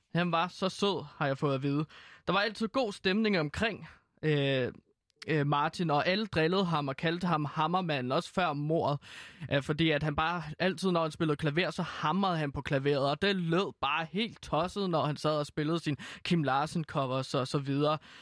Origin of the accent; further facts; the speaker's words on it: Herlev, Capital Region of Denmark, Denmark; Herlev, øh, der hvor jeg kommer fra